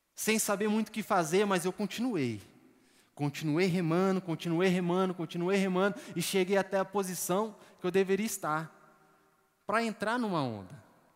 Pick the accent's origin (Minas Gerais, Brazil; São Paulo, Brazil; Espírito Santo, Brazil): São Paulo, Brazil; moved away; Eu, eu e minha esposa, nós somos de São Paulo